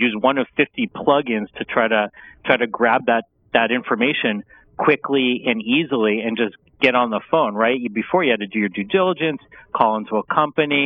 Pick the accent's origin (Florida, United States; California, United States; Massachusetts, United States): California, United States; Los Angeles; also born or lived in Washington, D.C. / Santa Barbara; born and raised in Los Angeles. I am a local